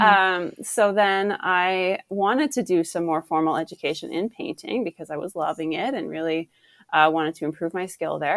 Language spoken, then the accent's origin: English; Ottawa, Ontario, Canada; I grew up in Ottawa